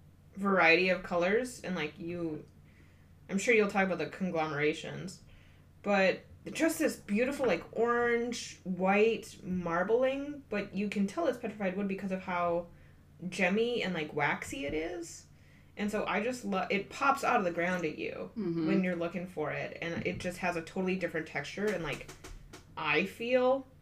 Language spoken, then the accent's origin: English; Midwest, United States; So I'm from the Midwest and we're just not used to these kinds of rocks.